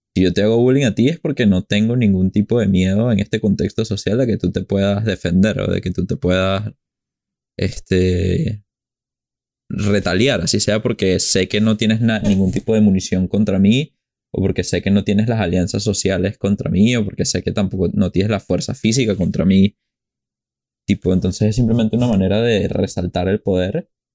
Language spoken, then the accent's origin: Spanish; Venezuela; como venezolanos nos jugamos burda de fuertes